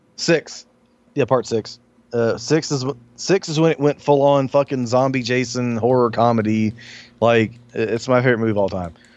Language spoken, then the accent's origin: English; Alabama, United States; I grew up in Alabama in the country.